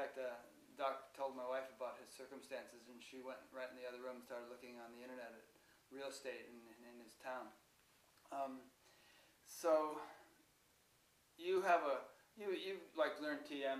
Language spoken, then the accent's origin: English; Connecticut, United States; I'm from Connecticut.